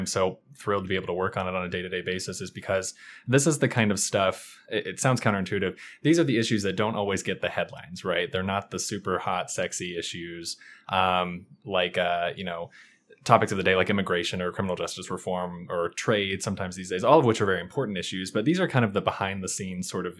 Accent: Kentucky, United States; Sure. So I'm originally from Kentucky. I've lived in the Northern Virginia, D.C. area for about 5 years now.

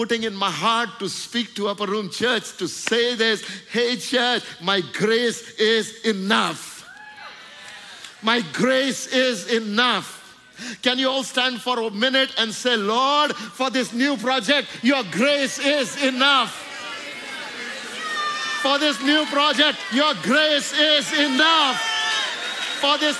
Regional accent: India; I'm just saying my experience in India

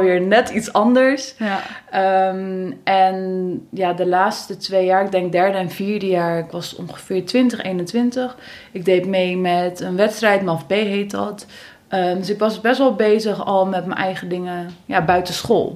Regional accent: Middelburg, Zeeland, Netherlands; ik ben geboren in Zeeland, in Middelburg

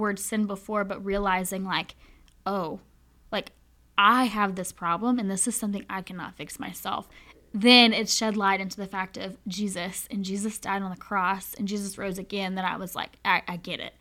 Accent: Charlotte, North Carolina, United States; moved away as an adult; now in Winchester, United States; I am from born and raised in Charlotte, North Carolina

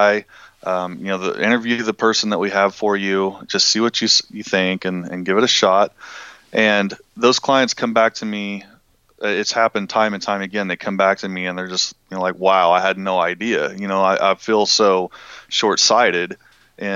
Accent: Pauls Valley, Oklahoma, United States; growing up here in Oklahoma, I'm from Paul's Valley, Oklahoma, which is a small town just south of Norman.

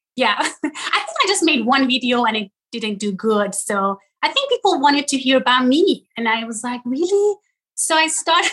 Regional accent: Tehran, Tehran Province, Iran; moved away; also born or lived in Ystad, Sweden; I was born in Tehran, Iran.

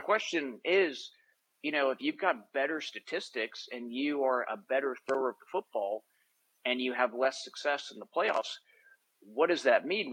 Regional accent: Boston, Massachusetts, United States; I grew up in Boston

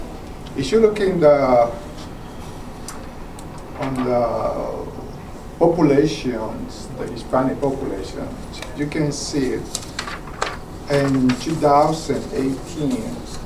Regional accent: Paraguay; English is a second language; moved away as an adult; now in Georgia, United States; I am original from Paraguay, South America.

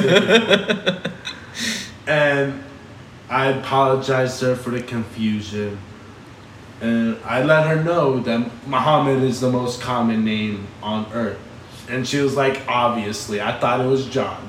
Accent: Austin, Texas, United States; I was born here. I have a lot of family in Austin.

